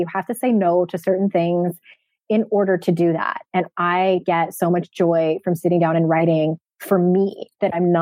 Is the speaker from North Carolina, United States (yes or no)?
no; San Diego, California, United States; moved away; my hometown of San Diego